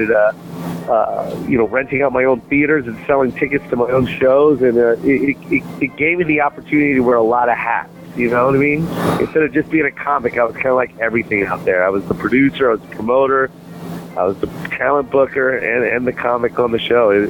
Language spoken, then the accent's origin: English; Tacoma, Washington, United States; you know what's kind of cool is it's my homecoming, man. I live. I used to grow up. I grew up in Tacoma. I lived there for years.